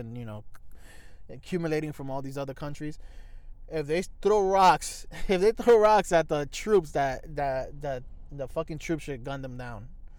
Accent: New York City, New York, United States; Like I'm from here. From the United States. I'm from New York City.

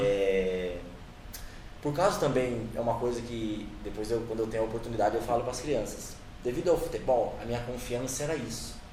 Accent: Brazil; Cresci ali na Barra Funda

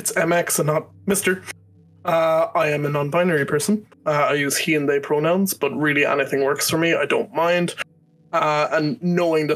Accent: Ireland; I'm Irish. I wouldn't say mother.

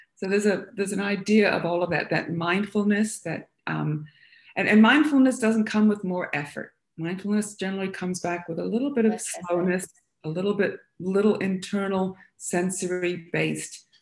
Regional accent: United States; moved away as an adult; now in Australia; Not born and raised in Australia, it might be noticeable by the sound of my voice. But I um, I wound up here kind of young in my early 20s, and um, having explored um, a lot of uh, subjects in humanities and, and uh, liberal arts when I was in my college in America

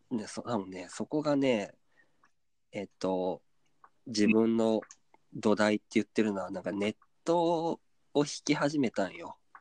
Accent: Kyoto, Japan; 地元京都を

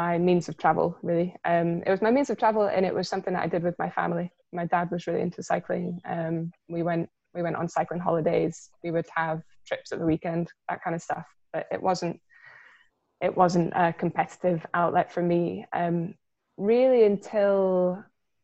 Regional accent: Milngavie, Scotland, United Kingdom; I grew up in Mulgay

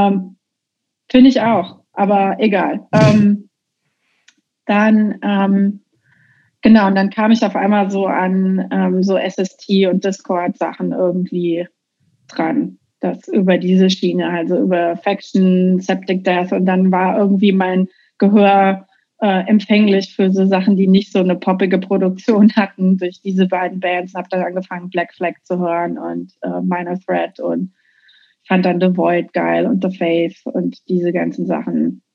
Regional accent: Dreihausen, Hesse, Germany; moved away as an adult; also born or lived in Marburg / Giessen / Offenbach; now in Bellingham, United States; ich bin zwar in Marburg geboren, aber ich bin auf so einem ganz kleinen Kaff äh, aufgewachsen, so ein richtiges hessisches Einöd. Das Kaff heißt Dreihausen

